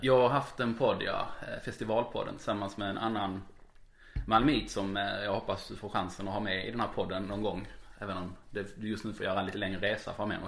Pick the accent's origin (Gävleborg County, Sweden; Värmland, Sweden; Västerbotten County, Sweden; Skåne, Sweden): Skåne, Sweden; Malmö; jag faktiskt är en born and raised malmit